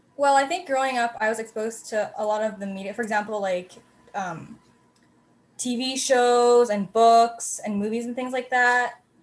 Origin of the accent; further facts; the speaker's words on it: Canada; they grew up in Canada, and so did